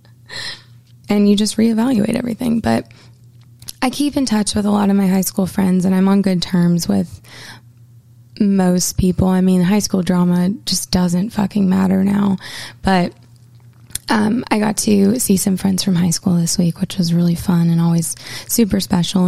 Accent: Portland, Maine, United States; moved away as an adult; I grew up in Portland, Maine, and spent the first 18 years of my life here

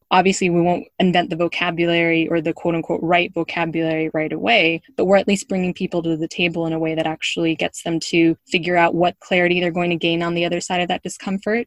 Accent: United States; moved away

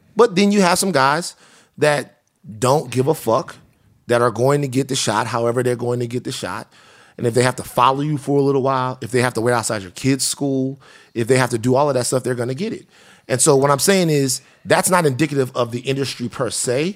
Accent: the South, United States; now in Los Angeles, United States; I'm from the South

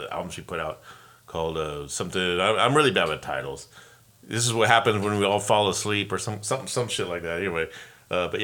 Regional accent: Los Angeles, California, United States; now in Oregon, United States; I'm from Los Angeles

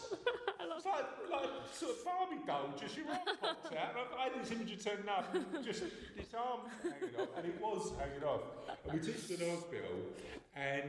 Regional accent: London, United Kingdom; accent: East End; I can't even do my own accent

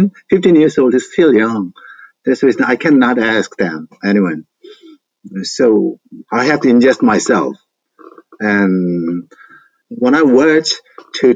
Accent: Gwangju, South Korea; English is a second language; I was born in Gwangju in Songjeongni.

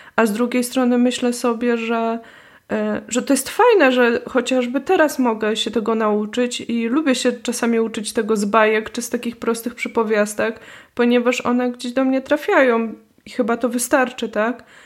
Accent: Poznań, Greater Poland, Poland; moved away; also born or lived in Wrocław / Warsaw; jestem z Poznania, więc tu używam tego słowa e, na kromki

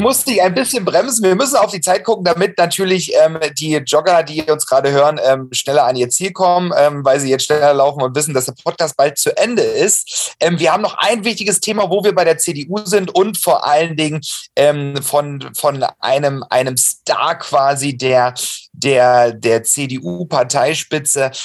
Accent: Saxony, Germany; moved away; mit meiner Cousine in Dresden zu feiern, in meinem Heimatbundesland

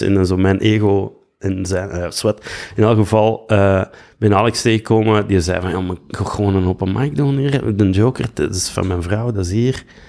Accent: Belgium; moved away; also born or lived in Vlissingen, Netherlands; zo'n Belg

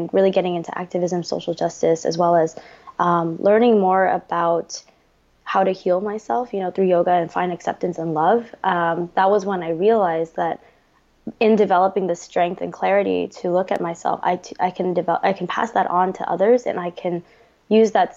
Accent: United States; I am Vietnamese American and I am the daughter of two Vietnamese boat people

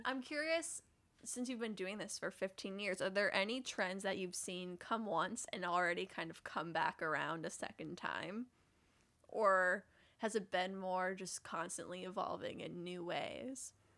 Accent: Midwest, United States; now in New York City, United States; I grew up in Midwestern mall culture

